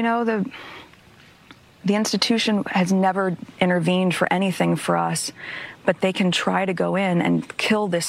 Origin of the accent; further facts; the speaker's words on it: United States; my being American